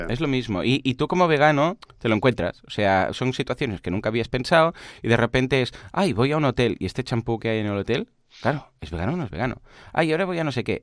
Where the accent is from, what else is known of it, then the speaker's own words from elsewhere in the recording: Catalonia, Spain; también en Cataluña lo celebramos y de hecho es festivo eh, en Cataluña